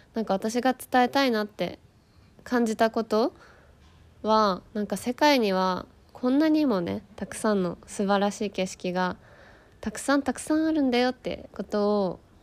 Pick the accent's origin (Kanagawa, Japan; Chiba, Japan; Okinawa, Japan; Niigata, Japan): Kanagawa, Japan; Yokohama; moved away as an adult; now in Spain; 私はあの日本で横浜出身なんですよだから都会育ち